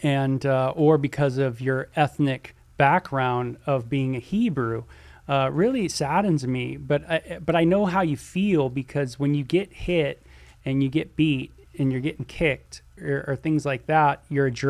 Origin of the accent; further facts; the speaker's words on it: Southern California, United States; I'm from Southern California